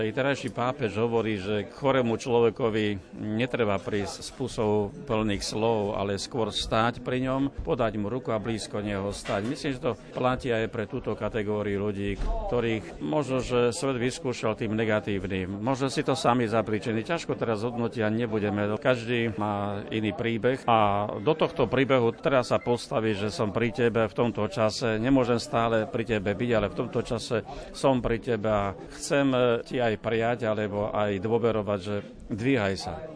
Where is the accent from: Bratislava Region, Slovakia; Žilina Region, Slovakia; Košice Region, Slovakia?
Žilina Region, Slovakia; A ja som bol z dediny, z Liptova, krásne.